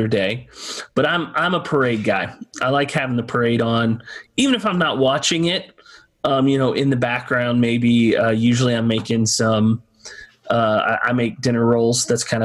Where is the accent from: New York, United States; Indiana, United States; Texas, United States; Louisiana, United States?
Texas, United States; I grew up in Texas.